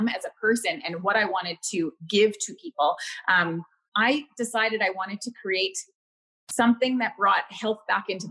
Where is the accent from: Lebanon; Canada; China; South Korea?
Canada; Winnipeg, Manitoba; moved away as an adult; now in Victoria, Canada; I'm born and raised in Winnipeg, Manitoba. I'm out in Victoria, British Columbia now.